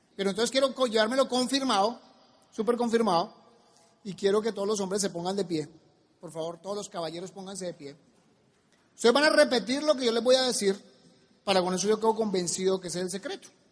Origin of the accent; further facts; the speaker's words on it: Colombia; en mi país